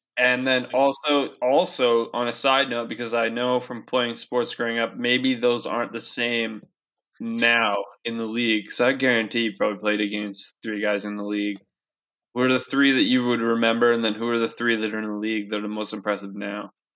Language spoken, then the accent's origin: English; Castlegar, British Columbia, Canada; growing up in Castlegar, being a good baseball player